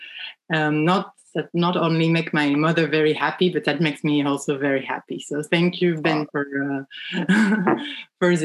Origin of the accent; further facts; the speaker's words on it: France; accent: French; English is a second language; moved away as an adult; now in United States; I come from France, as you can tell with my accent